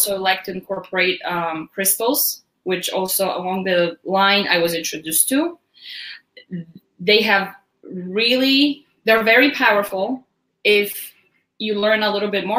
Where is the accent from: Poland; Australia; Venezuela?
Poland; moved away as an adult; also born or lived in Westchester, New York / Long Island, New York; now in United States; I was raised in Poland, very rural town